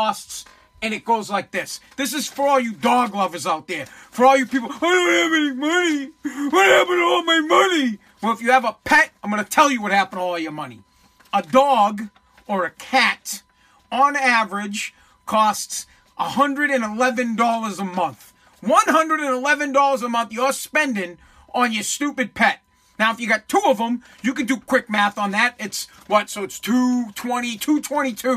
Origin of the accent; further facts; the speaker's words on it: Boston, Massachusetts, United States; I am from Boston